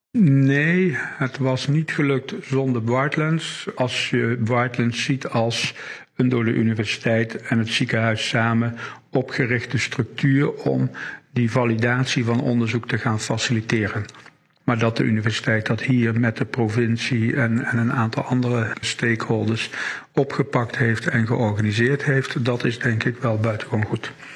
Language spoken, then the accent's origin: Dutch; Wageningen, Gelderland, Netherlands; now in Limburg, Netherlands; geboren in Wageningen en al weer heel lang woonachtig in het Limburgse